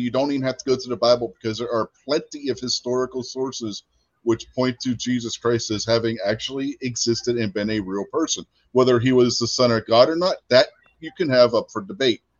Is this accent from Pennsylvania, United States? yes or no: yes; Pennsylvania, United States; now in West Virginia, United States; I'm originally from Pennsylvania